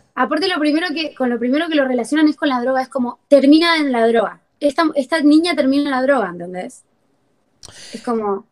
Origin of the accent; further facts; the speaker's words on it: Libertador General San Martín, Jujuy, Argentina; moved away as an adult; also born or lived in Fraile Pintado, Argentina; now in Buenos Aires, Argentina; mi provincia, que es Jujuy